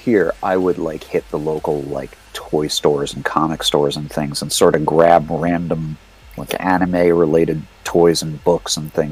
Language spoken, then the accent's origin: English; New York City, New York, United States; moved away as an adult; now in San Francisco, United States; I grew up in New York City. I lived there until I was, about 23, 24.